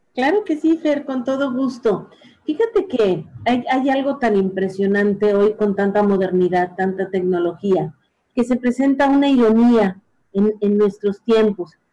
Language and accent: Spanish; Mexico; como mexicanos